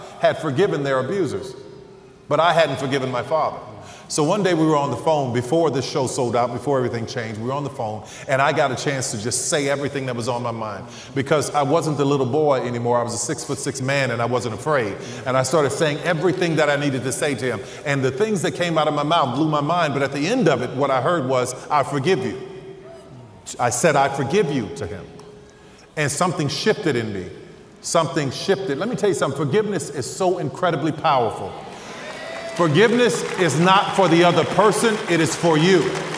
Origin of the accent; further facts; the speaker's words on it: New Orleans, Louisiana, United States; I'm from New Orleans